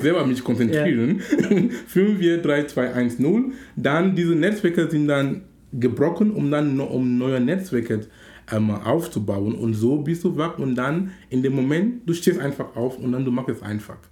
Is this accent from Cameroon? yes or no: yes; Cameroon; now in Hamburg, Germany; in Kamerun, wo ich herkomme